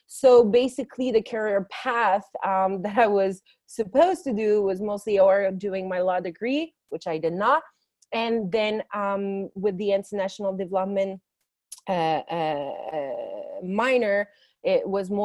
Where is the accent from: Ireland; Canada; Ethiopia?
Canada; Montreal, Quebec; moved away as an adult; also born or lived in Paris, France; now in Jerusalem, Israel; I'm a French Canadian from French parents, born and raised in Canada. I made Aliyah. So I immigrated to Israel 2 years ago from Montreal. I'm now based in Jerusalem after being a few weeks, let's say, in Tel Aviv.